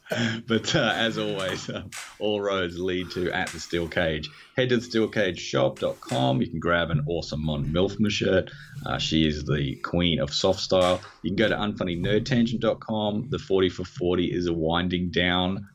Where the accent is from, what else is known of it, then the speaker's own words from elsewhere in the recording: Australia; I'm Australian